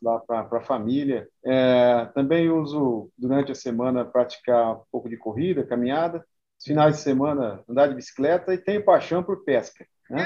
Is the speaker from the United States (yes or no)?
no; Rancharia, São Paulo, Brazil; moved away as an adult; also born or lived in Paraguaçu Paulista; rancharia, lugar onde eu nasci, né? Nasci e me criei